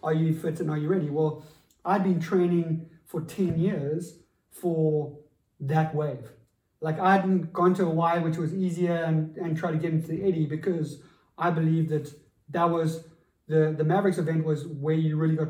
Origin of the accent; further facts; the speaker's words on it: South Africa; as a South African coming from my environment